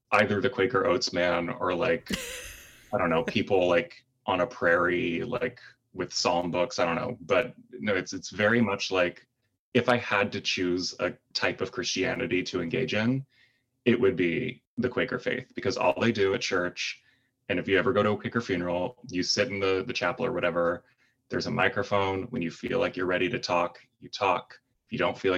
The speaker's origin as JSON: {"language": "English", "town": "Indianapolis", "region": "Indiana", "country": "United States", "moved": "yes", "lives_now": "Brooklyn, United States", "said": "I'm from Indianapolis, Indiana, originally"}